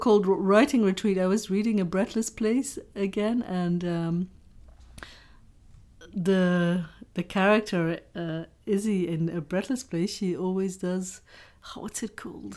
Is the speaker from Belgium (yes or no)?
yes; Flemish countryside, Flanders, Belgium; people like us growing up in the Flemish countryside